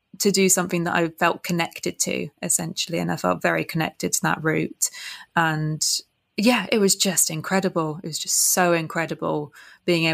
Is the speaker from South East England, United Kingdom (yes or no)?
yes; Reading, South East England, United Kingdom; moved away as an adult; also born or lived in Kingston upon Thames, London; now in London, United Kingdom; We grew up in Reading area, so West Berkshire area